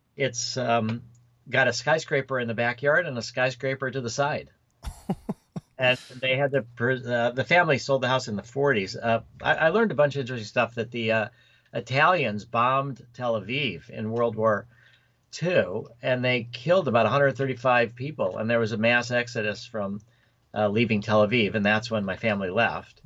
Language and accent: English; Chicago area, Illinois, United States; also born or lived in Oak Park, Illinois / Skokie, Illinois / Winnetka, Illinois; I was uh, born in Oak Park. Well, Michael Reese Hospital um, in Chicago. Then I lived in Oak Park till I was a couple years. Then I lived in Skokie.